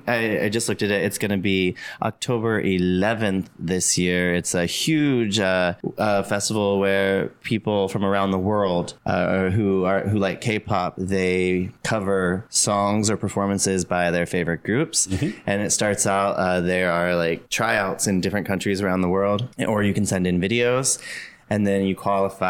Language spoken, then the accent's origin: English; West Virginia, United States; now in Changwon, South Korea; I grew up in West Virginia. Mm-hmm. Like very rural, like catching fireflies was a big part of my childhood